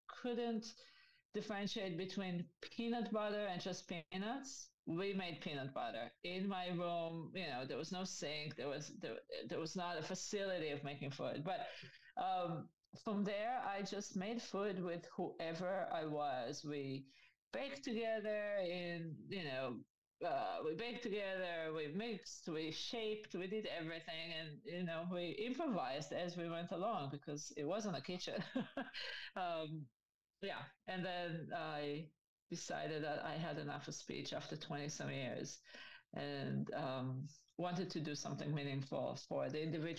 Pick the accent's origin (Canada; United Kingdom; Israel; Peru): Israel; moved away as an adult; now in New York, United States; I grew up in Israel, and I moved here to go to school at the age of 24.